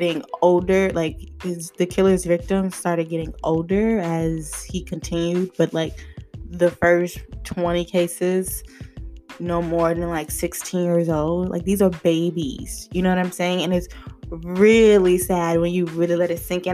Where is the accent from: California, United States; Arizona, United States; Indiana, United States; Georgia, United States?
Georgia, United States; Lithonia; also born or lived in Miami, Florida; Born and raised in Atlanta, Georgia, actually 30 minutes east of Atlanta in this city called Lithonia